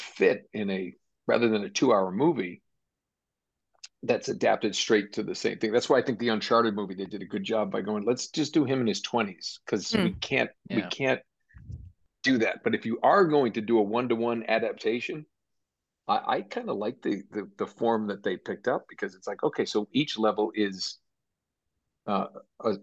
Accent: near Boston, Massachusetts, United States; I grew up near Boston

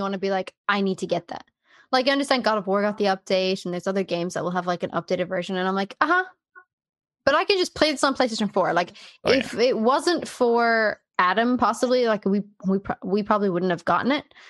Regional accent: Ireland; As an Irish person

